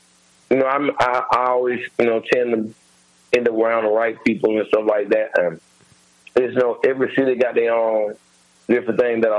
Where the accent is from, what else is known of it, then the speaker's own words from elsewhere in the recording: Birmingham, Alabama, United States; moved away; also born or lived in Atlanta, Georgia / Chicago, Illinois; I'm originally from Alabama, okay. by way of Birmingham, and used to live in Atlanta for a long time, and then I ended up moving to Chicago. So I really just be back and forth between Atlanta and Chicago now.